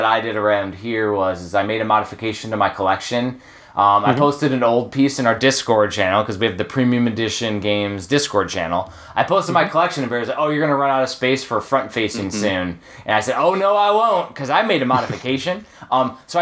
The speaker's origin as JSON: {"language": "English", "area": "Chicagoland", "region": "Northwest Indiana", "country": "United States", "also_born_or_lived": "Texas", "moved": "yes", "lives_now": "Georgia, United States", "said": "I'm originally from Northwest Indiana, Chicagoland"}